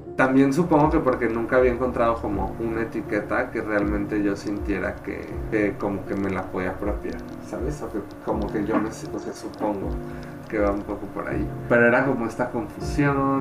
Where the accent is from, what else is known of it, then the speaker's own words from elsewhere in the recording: León, Guanajuato, Mexico; now in Guadalajara, Mexico; yo crecí en León, Guanajuato, que es una ciudad bastante conservadora